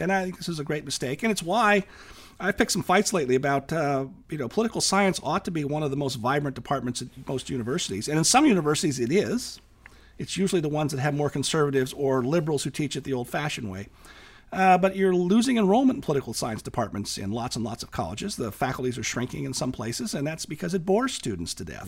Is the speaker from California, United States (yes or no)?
yes; Southern California, United States; also born or lived in Portland, Oregon; I'm from California, so I grew up watching Ronald Reagan up close